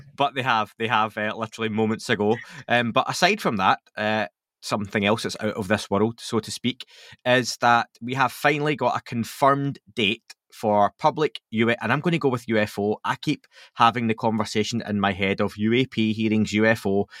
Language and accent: English; Scotland, United Kingdom; I'm Scottish